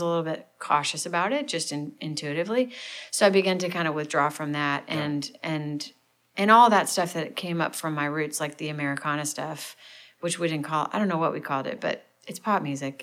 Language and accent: English; St. Louis, Missouri, United States; now in Nashville, United States; I'm from St. Louis. Um, big family. We kind of grew up in the suburbs